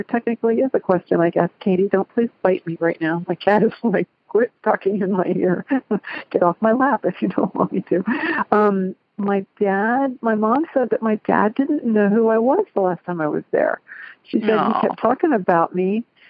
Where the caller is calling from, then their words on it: Cincinnati, Ohio, United States; I'm calling from Cincinnati, Ohio.